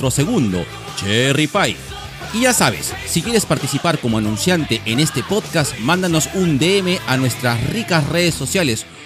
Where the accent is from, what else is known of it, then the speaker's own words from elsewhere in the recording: Peru; todos como peruanos